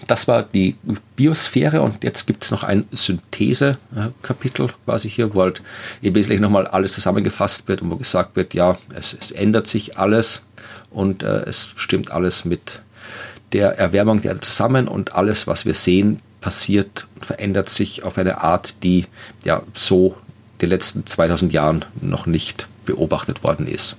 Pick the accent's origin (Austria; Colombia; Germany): Austria; Wachau, Lower Austria; ich komme auch aus einer Weingegend, ich komme aus der Wachau in Österreich